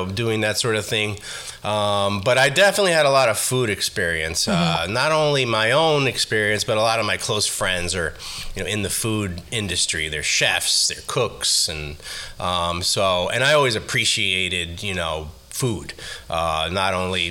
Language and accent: English; New York City, New York, United States; also born or lived in Haifa, Israel / Queens; growing up in the Bronx